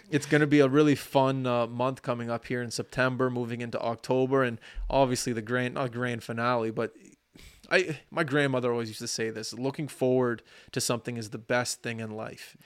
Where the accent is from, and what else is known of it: Canada